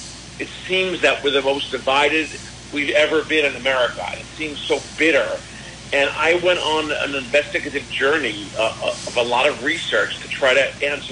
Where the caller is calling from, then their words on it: Paris, Île-de-France, France; Actually, right now today, I'm calling from Paris, France. I'm here looking to potentially publish my book here in France.